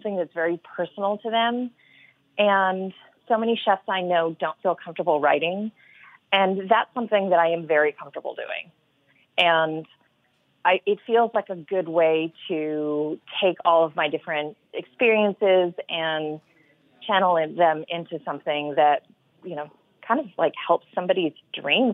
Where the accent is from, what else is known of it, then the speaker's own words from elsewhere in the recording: the South, United States; I grew up in the South